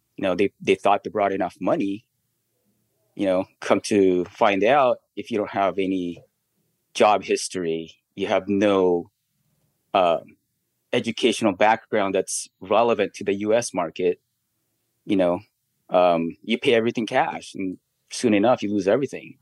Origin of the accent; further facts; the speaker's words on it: Philippines; now in United States; we grew up in the Philippines